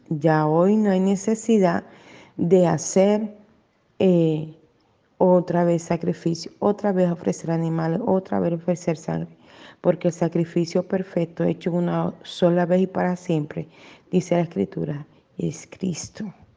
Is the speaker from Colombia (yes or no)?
yes; Colombia; yo nací en Colombia